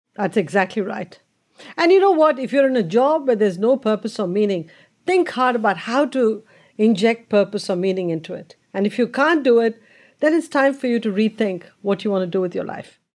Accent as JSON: {"language": "English", "country": "India", "tie": "born or raised there", "said": "growing up in India and that environment you just talked about was the normal environment"}